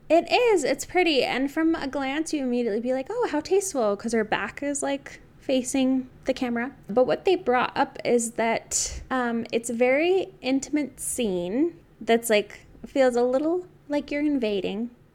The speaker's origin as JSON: {"language": "English", "country": "United States", "said": "I'm very American"}